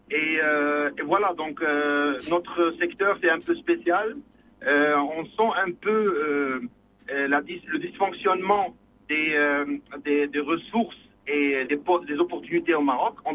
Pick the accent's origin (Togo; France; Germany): Germany; now in Morocco; Je suis ingénieur architecte. Je viens de l'Allemagne. J'ai passé 18 ans en Allemagne. Je suis